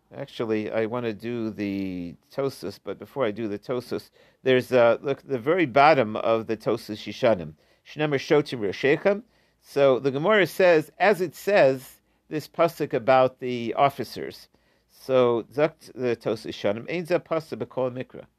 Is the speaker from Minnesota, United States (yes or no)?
no; Ohio, United States; I grew up in Ohio